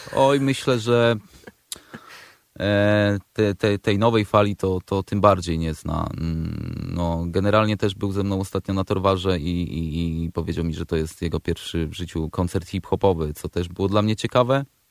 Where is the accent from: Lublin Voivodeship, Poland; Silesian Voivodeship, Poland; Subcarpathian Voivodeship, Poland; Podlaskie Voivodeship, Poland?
Subcarpathian Voivodeship, Poland; Przemyśl; now in Warsaw, Poland; Ja akurat jestem, pochodzę z Przemyśla, z Podrzeszowa